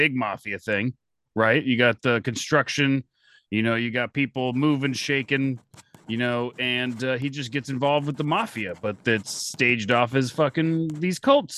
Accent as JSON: {"language": "English", "region": "Florida", "country": "United States", "said": "I'm from Florida. That's a magical place."}